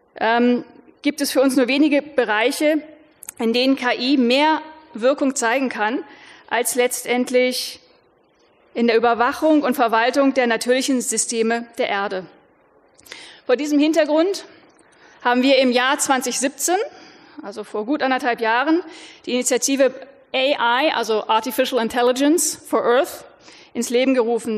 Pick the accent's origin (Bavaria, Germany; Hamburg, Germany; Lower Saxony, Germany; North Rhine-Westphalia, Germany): Lower Saxony, Germany; Ich selber bin Niedersächsin, das heißt, ich komme aus einem Land, das äh, sehr stark landwirtschaftlich